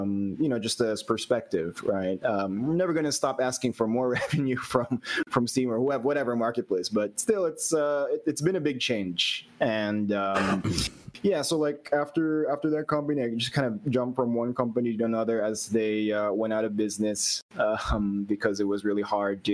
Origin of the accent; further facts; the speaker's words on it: Philippines; I'm from the Philippines. So a long way off from where you guys are